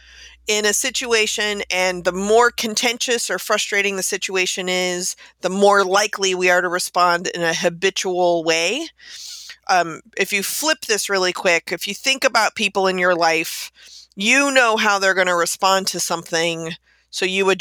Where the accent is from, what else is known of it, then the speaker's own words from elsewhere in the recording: Texas, United States; moved away; I'm being originally from Texas